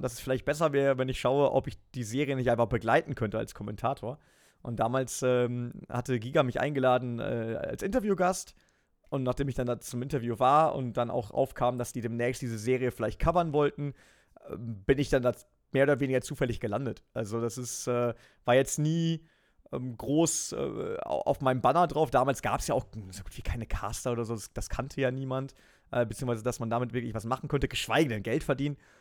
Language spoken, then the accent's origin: German; Germany; ich bin an der Grenze aufgewachsen